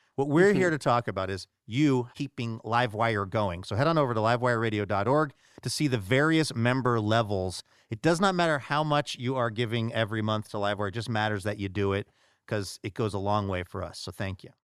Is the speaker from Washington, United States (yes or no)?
yes; Seattle, Washington, United States; my hometown of Seattle, Washington. Well, actually, just a little bit north of there